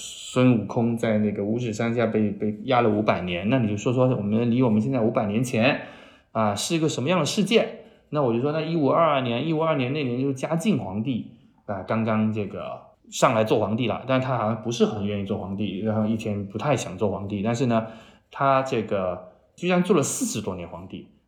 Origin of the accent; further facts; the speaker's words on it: Chaozhou, Guangdong, China; now in Shanghai, China; 他不是去了潮州嘛？我的老家，特别是我妈妈家，她信佛，